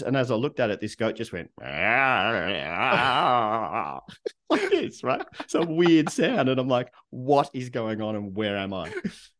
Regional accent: Melbourne, Victoria, Australia; it's only weird for me because I grew up in Melbourne, Australia, right?

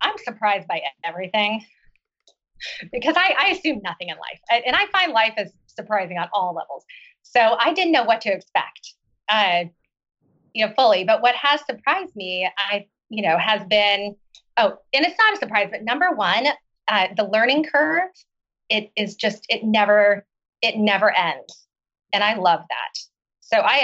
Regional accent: Oklahoma, United States; moved away as an adult; also born or lived in China / Seattle; I grew up in Oklahoma

